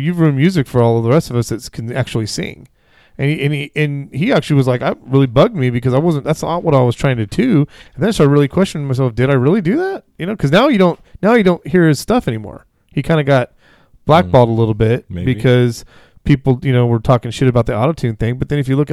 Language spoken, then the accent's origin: English; Vacaville, California, United States; We grew up in Vacaville